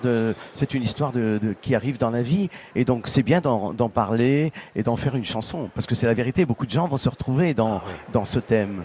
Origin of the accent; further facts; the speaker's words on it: Sicily, Italy; moved away; dans mon village